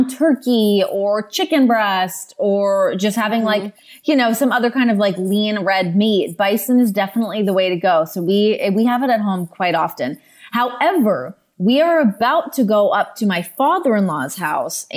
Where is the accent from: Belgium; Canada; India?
Canada; Ontario; moved away as an adult; now in United States; growing up in Canada